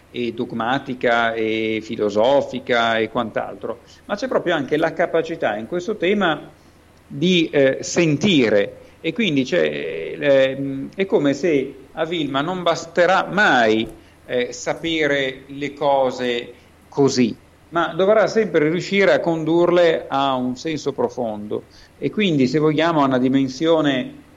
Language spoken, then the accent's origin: Italian; Milan, Lombardy, Italy; Sono milanese e abito a Milano.